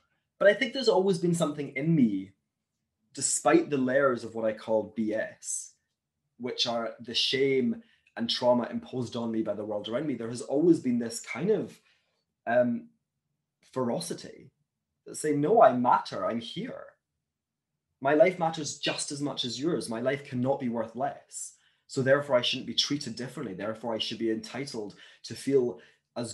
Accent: Glasgow, Scotland, United Kingdom; moved away as an adult; now in Hong Kong; growing up in Glasgow as a Jew

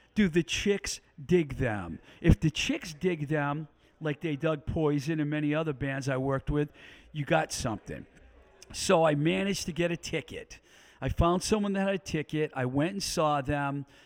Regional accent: New England, United States; moved away as an adult; now in Pittsburgh, United States; I'm from New England

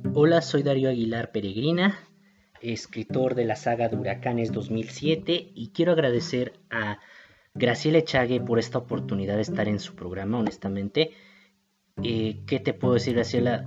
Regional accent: Mexico City, Mexico; Soy de México, soy de Iztapalapa

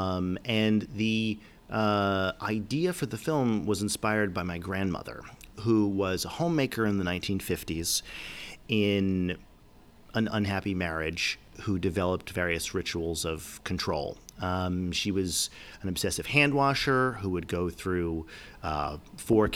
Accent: New York, United States; I grew up in New York. I spent a lot of time in upstate New York.

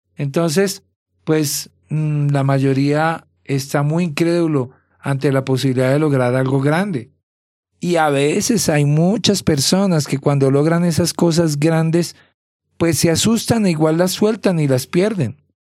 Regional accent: Bogotá, Colombia; moved away; soy de Bogotá, de Colombia

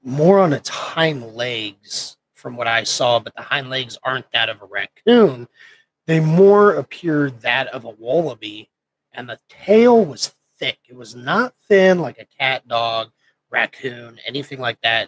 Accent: Nebraska, United States; moved away as an adult; also born or lived in Camp Pendleton; I grew up in Nebraska

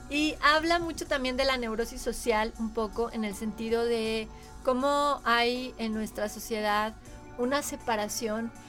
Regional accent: Mexico; somos todos lo mismo, somos mexicanos

